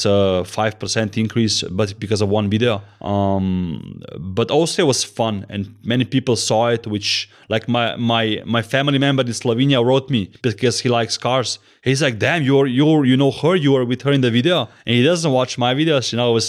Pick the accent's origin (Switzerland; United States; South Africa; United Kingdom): Switzerland; Zurich; English is a second language; So he's Swiss and I'm Swiss watch gang, and I'm from Zurich, you know. I'm a incognito Swiss, you know.